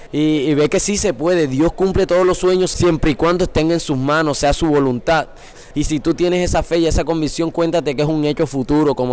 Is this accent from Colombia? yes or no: yes; Sincelejo, Sucre, Colombia; yo soy de Cincelejo 100%, pues mi papá es del interior del país, mi mamá es costeña, de ahí donde estamos. Este, pues mi niñez fue básicamente ir a la iglesia. Mi, mi, mamá fue cristiana desde que yo pues tengo uso de razón.